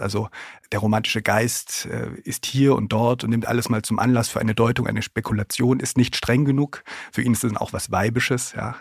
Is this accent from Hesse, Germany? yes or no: no; Thuringia, Germany; moved away as an adult; also born or lived in Gotha; now in Leipzig, Germany; Ich komme aus Thüringen, wohne in Leipzig und arbeite in Berlin